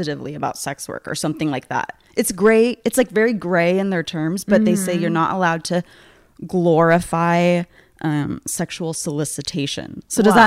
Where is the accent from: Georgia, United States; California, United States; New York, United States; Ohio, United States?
California, United States; San Francisco Bay Area; moved away; I'm from California. I'm from the Bay Area. Mm-hmm. So San Francisco Bay Area